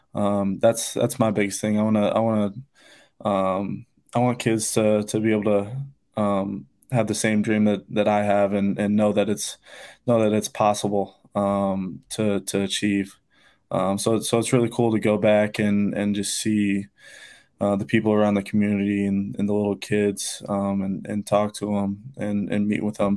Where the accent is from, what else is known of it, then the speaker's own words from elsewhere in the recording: Odebolt, Iowa, United States; not many people know where Oldie Wolde, Iowa is. Um, but we got about nine hundred people in my town